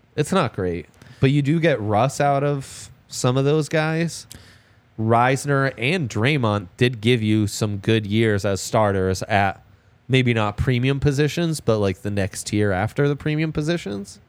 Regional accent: Italy; now in Denver, United States; I grew up in Italy

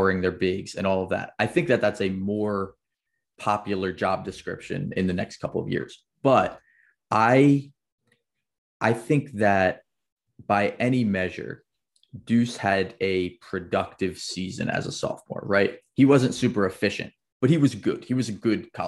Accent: Philadelphia, Pennsylvania, United States; I'm from Philly, right outside of Philly

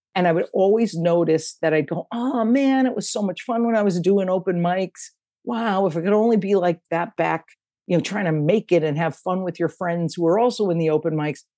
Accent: Connecticut, United States; living in the house where I grew up in in Connecticut

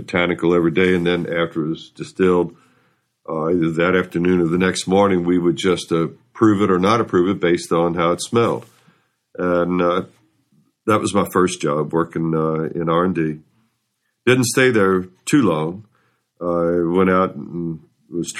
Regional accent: Louisville, Kentucky, United States; I grew up in Louisville, went to Atherton High School

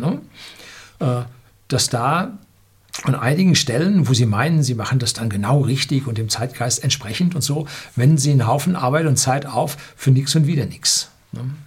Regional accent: Germany; Bei uns in Deutschland hat man für den Studiengang Luft- und Raumfahrttechnik, ich habe den studiert

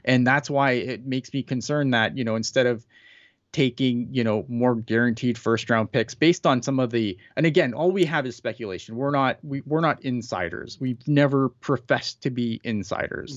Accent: Canada; as a Canadian, as a someone who lives up here

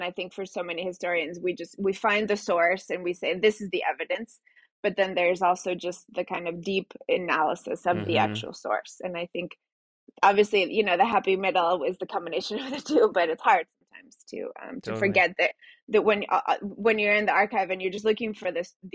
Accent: Mexico City, Mexico; first language Spanish; English is a second language; moved away; Spanish is my first language. I went to elementary school in Mexico City

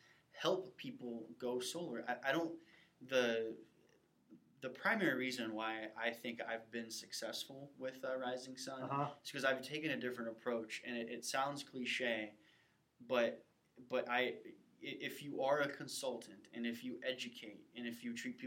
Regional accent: St. Louis, Missouri, United States; moved away as an adult; also born or lived in Baton Rouge, Louisiana / Tampa, Florida; now in Kansas City, United States; I'm originally from the St. Louis area

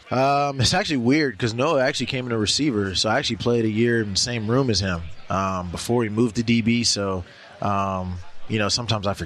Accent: Georgia, United States; You know, Mecole's from Georgia. I'm from Georgia, so I'll go with the Chiefs.

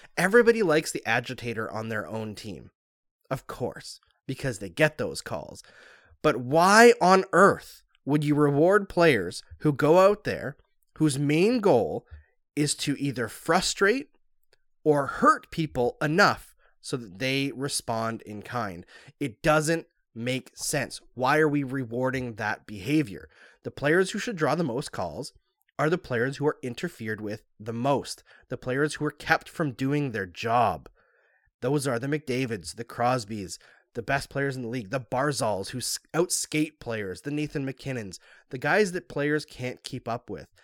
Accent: Canada; I'm Canadian too

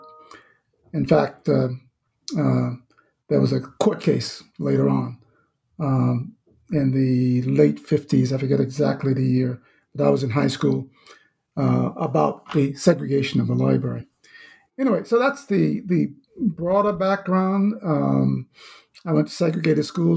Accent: Danville, Virginia, United States; I'm Southern born, born and raised in Southside, Virginia, Danville, Virginia

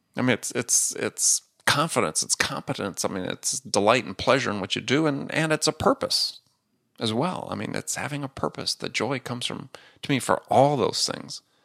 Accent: Wisconsin, United States; I grew up in Wisconsin, I was a big Green Bay Packer fan

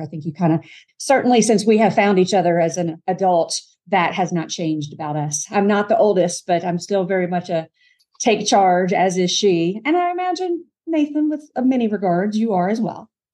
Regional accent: Kentucky, United States; moved away; also born or lived in Mississippi; I grew up in Kentucky

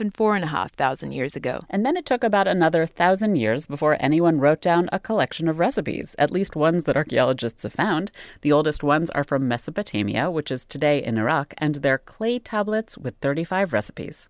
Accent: United States; as an American

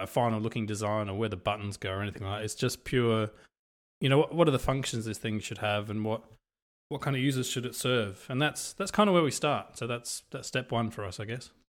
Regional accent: Australia; also born or lived in Europe; I come from Europe. I've kind of grown up in Australia

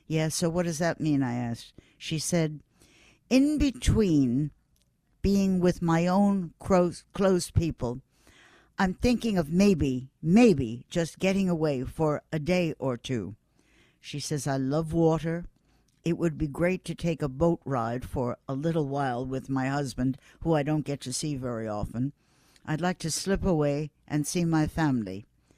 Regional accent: Buffalo, New York, United States; New York City people never knew me. I'm from Buffalo. They would say, Buffalo? What's a Buffalo?

